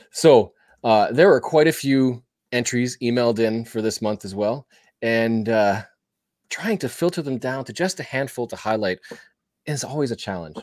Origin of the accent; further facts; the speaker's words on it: Canada; I'm Canadian.